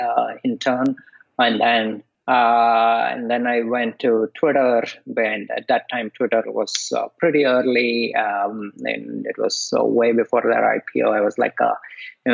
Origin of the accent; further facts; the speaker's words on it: India; moved away; I grew up in India